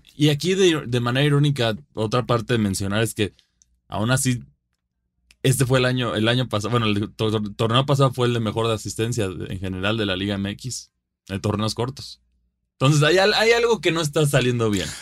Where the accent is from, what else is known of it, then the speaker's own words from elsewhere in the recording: Mexico; sea mexicano